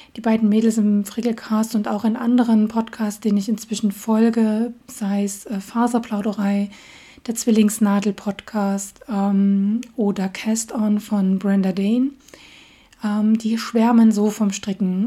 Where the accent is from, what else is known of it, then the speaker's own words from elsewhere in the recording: Dresden, Saxony, Germany; accent: Saxon; moved away as an adult; now in Göttingen, Germany; meine Heimatstadt ist Dresden. Ähm, und ja, da komme ich ursprünglich her